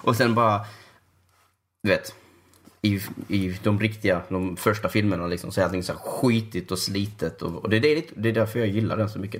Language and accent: Swedish; Sweden; jag är svensk